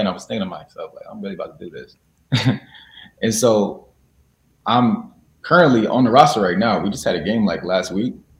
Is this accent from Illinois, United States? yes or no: yes; Chicago, Illinois, United States; also born or lived in Springfield, Illinois; I'm from Chicago. I was born in Chicago, Illinois. And I went to school there